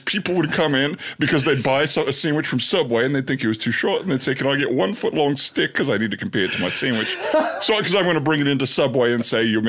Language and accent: English; Australia; now in United States; Yeah, I'm from Australia, but I lived in the United States for a while now.